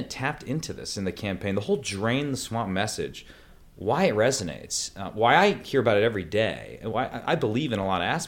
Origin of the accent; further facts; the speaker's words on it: Green Bay, Wisconsin, United States; born in Green Bay, Wisconsin. My family's been there forever, since the 1830s